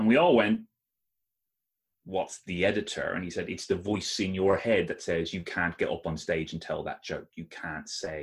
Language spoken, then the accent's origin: English; Ireland; I am Irish